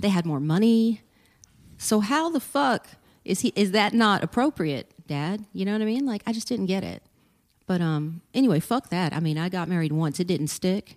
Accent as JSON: {"language": "English", "town": "Port Arthur", "region": "Texas", "country": "United States", "tie": "born or raised there", "also_born_or_lived": "Austin, Texas", "moved": "yes", "said": "I grew up in Port Arthur, Texas"}